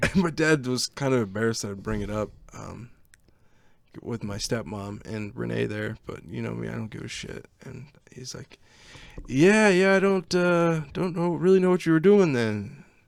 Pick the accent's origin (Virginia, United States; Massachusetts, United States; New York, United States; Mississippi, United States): Virginia, United States; also born or lived in Canton (outskirts); when I was about ten, I moved to Virginia from Canton, right on the outskirts of Canton